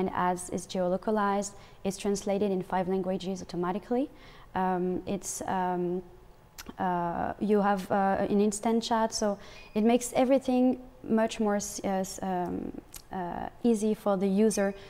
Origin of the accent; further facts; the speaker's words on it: France; moved away as an adult; now in Montreal, Canada; I come from France. I've been living in Montreal for 10 months.